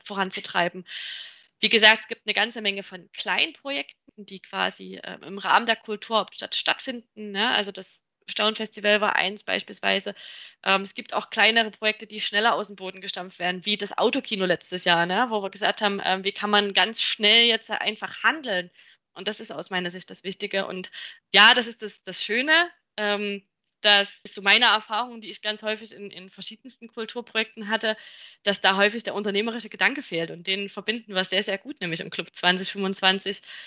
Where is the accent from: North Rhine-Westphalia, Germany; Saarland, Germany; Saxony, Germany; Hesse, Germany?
Saxony, Germany; Chemnitz; als Ur-Chemnitzer